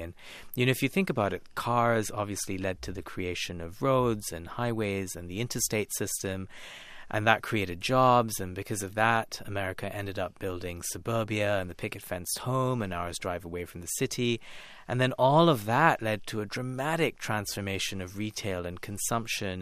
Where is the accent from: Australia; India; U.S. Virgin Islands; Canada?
India; Kolkata, West Bengal; growing up in India, in Calcutta in, in the nineties and early